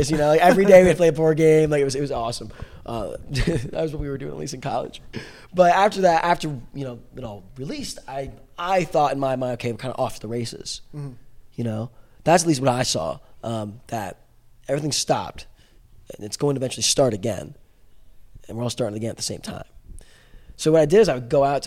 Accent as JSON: {"language": "English", "town": "Marietta", "region": "Georgia", "country": "United States", "tie": "born or raised there", "also_born_or_lived": "Atlanta, Georgia", "moved": "yes", "lives_now": "Ventura, United States"}